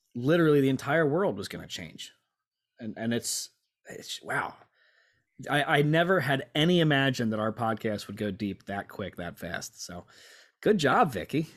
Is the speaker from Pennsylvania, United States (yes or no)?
yes; Lancaster, Pennsylvania, United States; moved away as an adult; also born or lived in Virginia Beach / Norfolk; born and raised in Lancaster